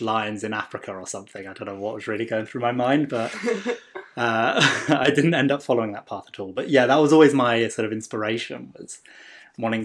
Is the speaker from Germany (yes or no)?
no; south of England, United Kingdom; moved away as an adult; also born or lived in Norwich, England; now in Bay Area, California, United States; I'm from England, from the south of England